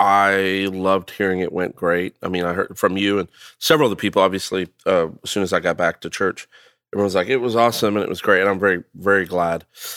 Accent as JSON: {"language": "English", "country": "India", "said": "The best mangoes in the world are from India, and I'm not saying that because I'm Indian, but it's just proven."}